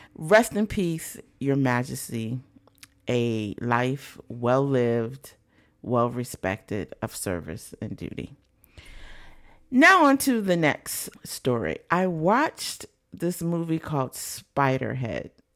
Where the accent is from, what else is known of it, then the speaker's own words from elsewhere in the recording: United States; being American